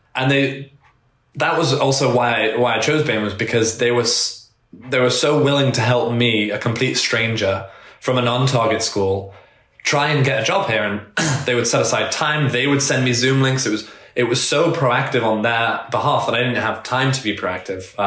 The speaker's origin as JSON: {"language": "English", "region": "England", "country": "United Kingdom", "tie": "born or raised there", "moved": "yes", "lives_now": "United States", "said": "I grew up in England, so we didn't have GPA there"}